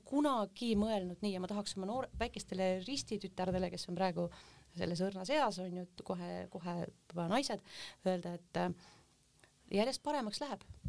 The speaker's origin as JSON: {"language": "Estonian", "area": "Hiiumaa", "region": "Hiiu County", "country": "Estonia", "also_born_or_lived": "Taebla", "moved": "yes", "said": "tegelikkuses olen ma hoopis Hiiumaalt"}